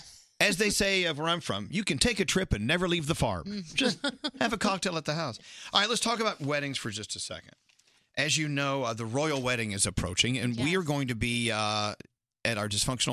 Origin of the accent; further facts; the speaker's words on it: Texas, United States; moved away; also born or lived in Northeast United States; I'm originally from Texas